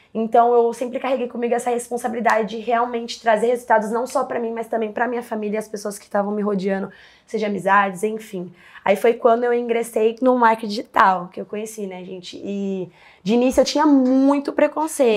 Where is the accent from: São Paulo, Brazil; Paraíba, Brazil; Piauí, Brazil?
São Paulo, Brazil; also born or lived in Pantanal; eu sou nascida e crescida aqui em São Paulo, mas eu sempre falei da Zona Leste, porque é onde a quebrada onde que eu cresci mesmo e sempre vivi